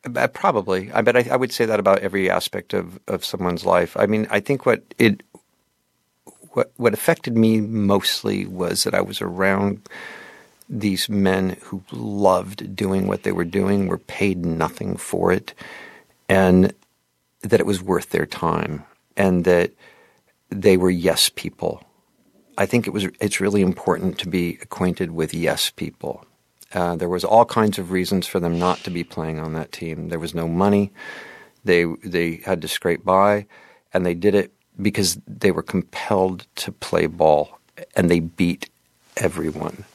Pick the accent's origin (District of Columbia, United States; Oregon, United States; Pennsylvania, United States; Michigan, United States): Oregon, United States; Portland; I was from Portland, Oregon